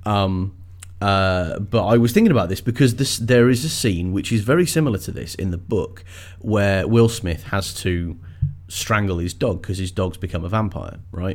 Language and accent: English; England, United Kingdom; I am English